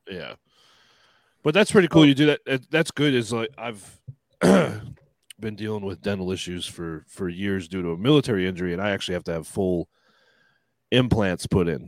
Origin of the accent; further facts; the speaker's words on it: United States; I'm American